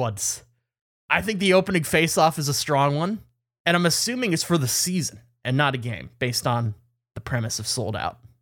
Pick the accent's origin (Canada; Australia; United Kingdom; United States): Canada; as a Canadian